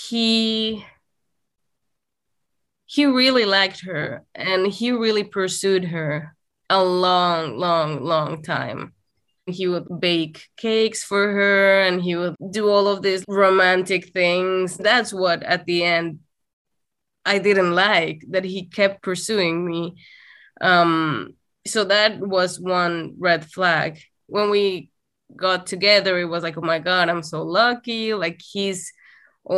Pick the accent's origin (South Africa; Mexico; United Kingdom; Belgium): Mexico; Saltillo, Coahuila; moved away; We dated in my hometown, which was Saltillo, Coahuila, and which is in the north of Mexico